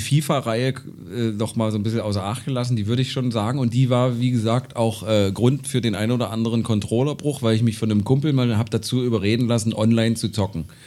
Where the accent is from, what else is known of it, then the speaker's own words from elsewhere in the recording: Gräfenhainichen, Saxony-Anhalt, Germany; bei uns in Gräfenhainichen